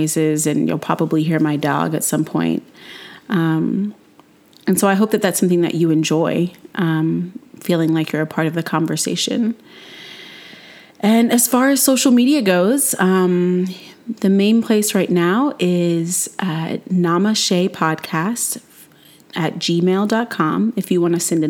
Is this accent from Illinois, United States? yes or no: no; North Carolina, United States; I'm a non-binary person born and raised in North Carolina